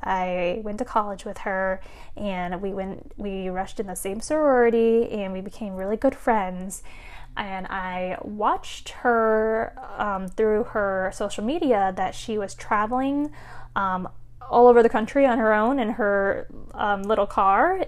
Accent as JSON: {"language": "English", "country": "United States", "said": "my fellow Asian Americans as well, because, again, growing up as Asian American"}